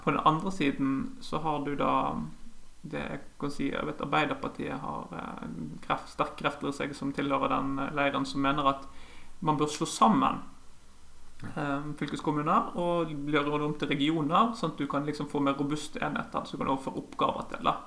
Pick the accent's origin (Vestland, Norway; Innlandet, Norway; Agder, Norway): Vestland, Norway; Sotra, near Bergen; also born or lived in Bjølsen, Oslo; now in Oslo, Norway; jeg vokste opp på Sotra utenfor Bergen